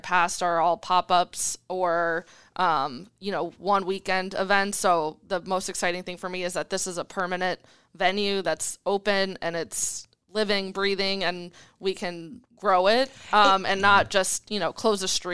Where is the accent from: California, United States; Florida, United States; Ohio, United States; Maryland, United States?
Florida, United States; also born or lived in Colorado; now in Omaha, United States; I moved to Omaha in December from Colorado. I'm originally from Florida.